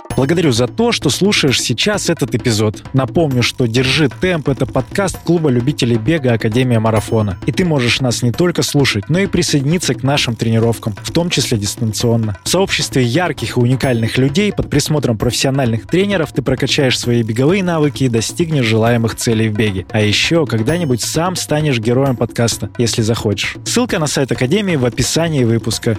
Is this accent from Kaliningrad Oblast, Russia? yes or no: no; Barnaul, Altai Krai, Russia; я сам из Барнаула, и по Алтаю я тоже